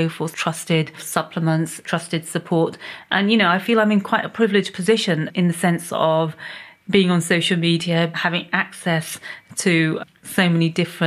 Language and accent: English; Pakistan; moved away; My background is that I'm originally from Pakistan